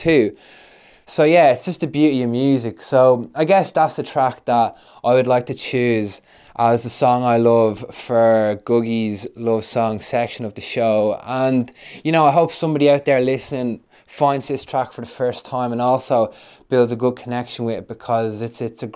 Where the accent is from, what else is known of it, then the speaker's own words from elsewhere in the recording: Ireland; now in London, United Kingdom; we're an Irish duo who make tunes remotely. I'm based in London